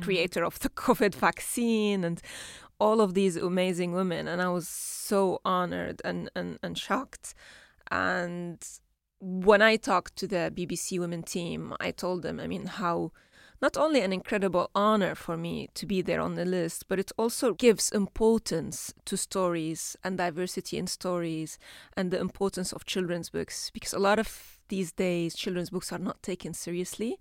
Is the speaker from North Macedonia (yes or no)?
no; Syria; first language Arabic; English is a second language; moved away as an adult; now in London, United Kingdom; when we grew up in Syria, it was very safe space.